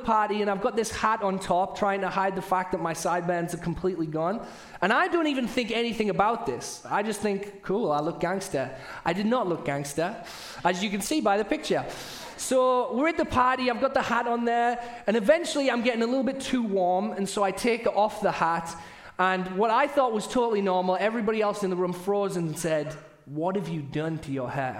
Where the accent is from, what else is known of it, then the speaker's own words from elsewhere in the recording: United Kingdom; accent: British; now in United States; I'm saying parties, not potties, which often happens with my British accent